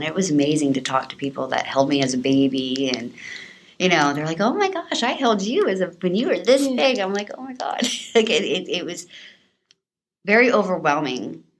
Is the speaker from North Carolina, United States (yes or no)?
yes; North Carolina, United States; born there; I was born in North Carolina. I was adopted when I was almost 4. Both my family is military, And so I moved around a lot as a kid.